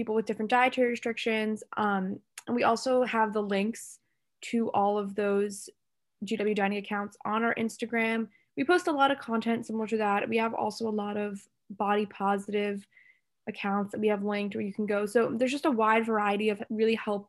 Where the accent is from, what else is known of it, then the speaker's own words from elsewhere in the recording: New Jersey, United States; moved away as an adult; now in Washington, D.C., United States; because I'm also from New Jersey